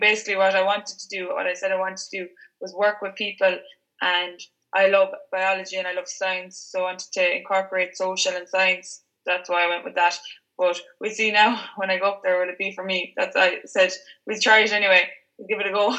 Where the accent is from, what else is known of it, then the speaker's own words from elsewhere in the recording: Ireland; I'm actually from Cleedy